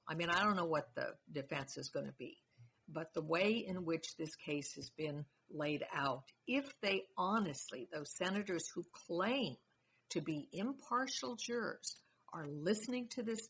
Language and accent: English; Colorado, United States; I grew up in Colorado. I've lived in Colorado, voted in Colorado much of my life